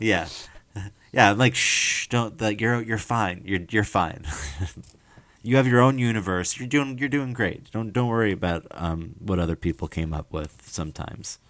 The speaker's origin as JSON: {"language": "English", "region": "New Jersey", "country": "United States", "said": "I'm from New Jersey"}